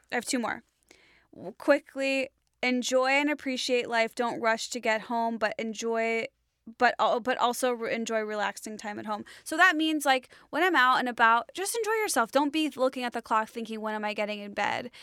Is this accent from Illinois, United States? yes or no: yes; Illinois, United States; I grew up in Illinois.